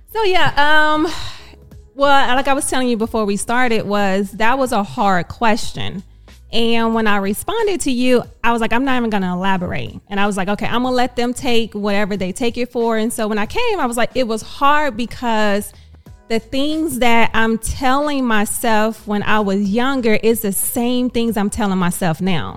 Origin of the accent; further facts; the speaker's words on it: Dallas, Texas, United States; I am born and raised in Dallas